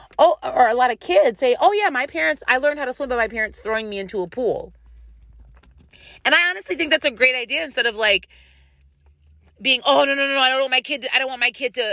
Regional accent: United States; I'm an American

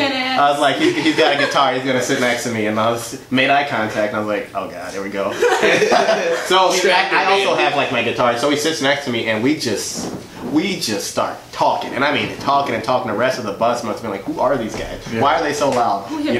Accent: Côte d’Ivoire; born there; But so I was born in West Africa in a country called the Ivory Coast, and like my parents came over.

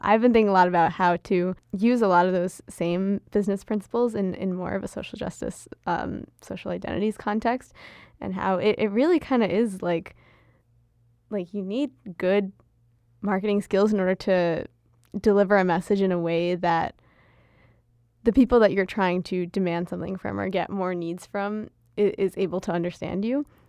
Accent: United States; accent: American; first language Gujarati; was also born and raised here, just, you know, born with, with American citizenship

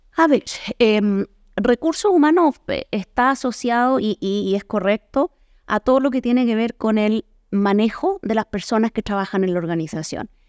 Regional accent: Chile; moved away as an adult; now in Mexico; Yo soy chilena eh, y vivo ya en México hace 11 años.

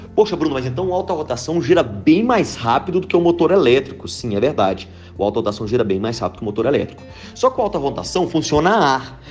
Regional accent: Pitangui, Minas Gerais, Brazil; sou de Pitangui, Minas Gerais

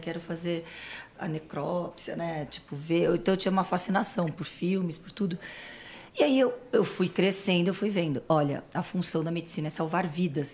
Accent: Santos, São Paulo, Brazil; accent: São Paulo; moved away as an adult; also born or lived in Niterói; now in São Paulo, Brazil; E aí a minha infância até a faculdade foi em Santos. Vim fazer faculdade em São Paulo e não saí mais.

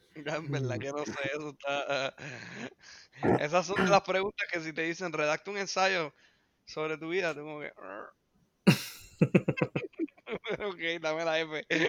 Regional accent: Puerto Rico; nosotros somos boricuas

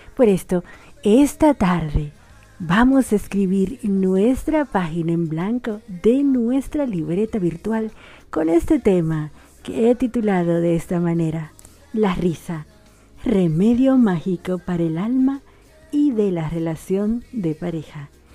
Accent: Dominican Republic; also born or lived in Argentina; now in Buenos Aires, Argentina; una dominicana en Argentina

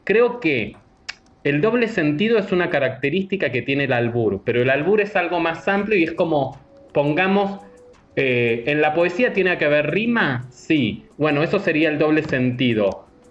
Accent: Argentina; now in Mexico; como argentino

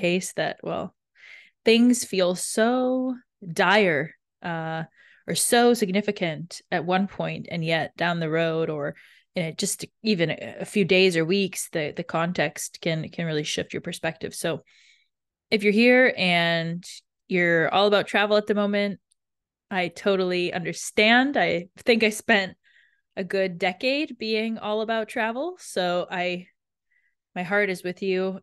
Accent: Canada; I grew up in Canada

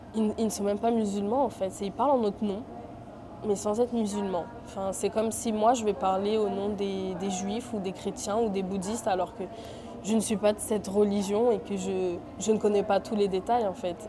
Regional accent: France; je suis née en France, j'ai vécu en France, j'ai tout fait en France.

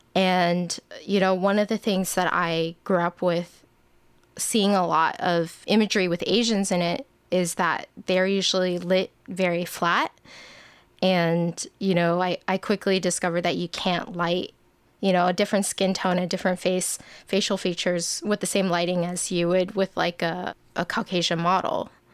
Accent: Bay Area, Northern California, United States; I grew up in the Bay Area, uh, Northern California

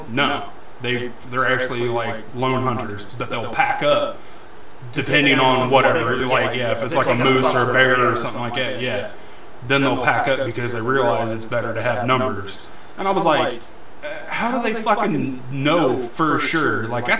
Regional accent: Winchester, United States; growing up in Winchester and shit, I have a certain percentage of Native American blood

